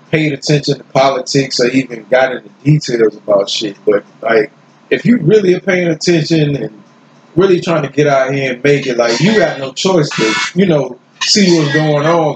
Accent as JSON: {"language": "English", "country": "United States", "said": "I'm from the United States"}